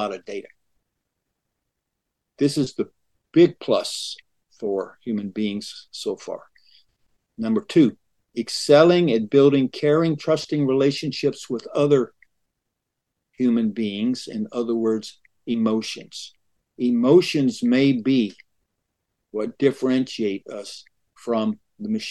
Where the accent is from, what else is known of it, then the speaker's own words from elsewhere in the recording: rural Western Georgia, United States; also born or lived in Atlanta, Georgia; I was raised in rural Georgia, rural Western Georgia